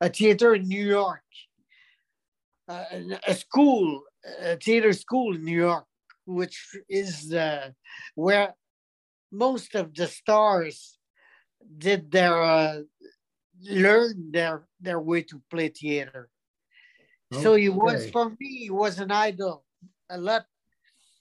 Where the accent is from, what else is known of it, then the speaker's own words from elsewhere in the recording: Quebec, Canada; English is a second language; I'm from Quebec